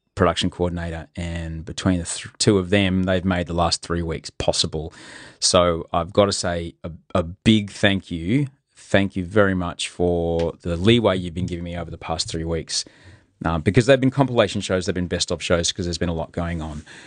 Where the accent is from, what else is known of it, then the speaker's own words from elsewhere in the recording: Brisbane, Queensland, Australia; now in Sydney, Australia; I grew up in well, most of it in Brisbane